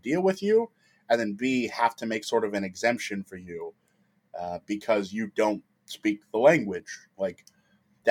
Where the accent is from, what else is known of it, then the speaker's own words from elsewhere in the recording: Detroit, Michigan, United States; also born or lived in Italy; I'm from the Midwest. Obviously, I've discussed I'm from Detroit